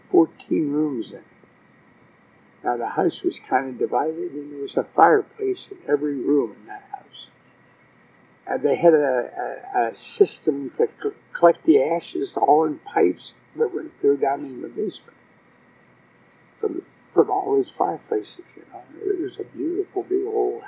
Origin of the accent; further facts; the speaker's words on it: Greenville, Pennsylvania, United States; I was born in Greenville, Pennsylvania, on November the 18th, 1927